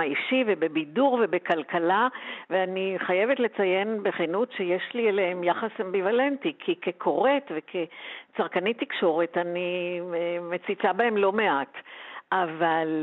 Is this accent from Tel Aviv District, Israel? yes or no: yes; Tel Aviv, Tel Aviv District, Israel; גדלתי במרכז תל אביב